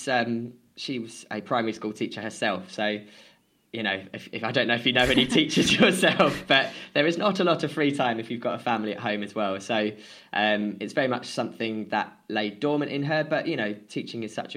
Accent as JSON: {"language": "English", "country": "United Kingdom", "tie": "born or raised there", "said": "I grew up just outside of London and sort of on the border of London and Essex."}